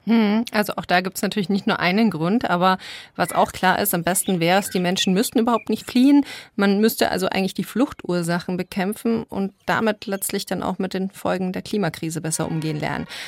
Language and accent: German; Germany; bei uns in Deutschland